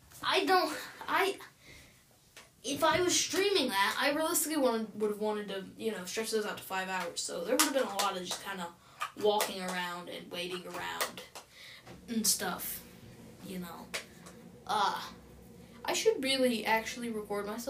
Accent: United States; I'm an American

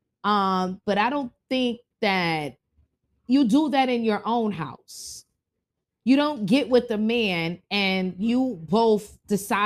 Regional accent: New York City, New York, United States; we grew up in Bronx, New York.

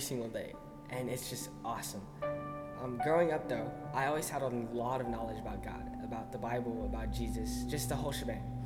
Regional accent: El Paso, Texas, United States; moved away as an adult; now in Arizona, United States; I grew up in El Paso, Texas, but I'm here now

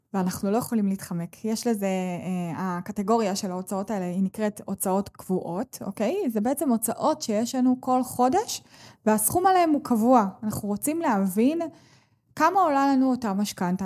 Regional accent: Israel; אני בוחרת לחיות כאן ב, במדינת ישראל, ואני נולדתי כאן

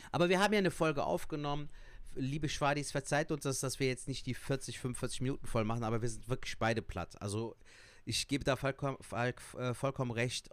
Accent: Cologne, North Rhine-Westphalia, Germany; Ich bin in Köln geboren und aufgewachsen, bin eine Kölsche Jung

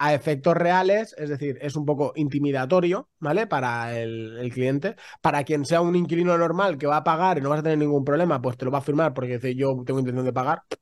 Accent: Spain; somos muy españoles

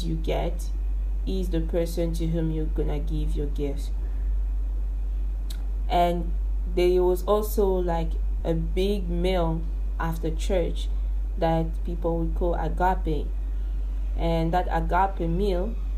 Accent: Kinshasa, DR Congo; I'm born and raised in Kinshasa

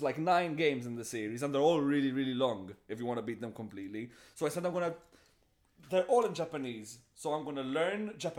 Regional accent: Malta; I am from Malta.

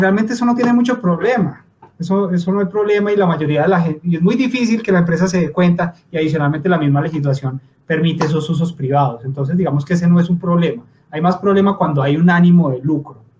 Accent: Pereira, Risaralda, Colombia; moved away as an adult; now in Bogotá, Colombia; yo soy de Pereira, del colegio de, Camilo, eh, vivo en Bogotá desde hace ya más de 10 años

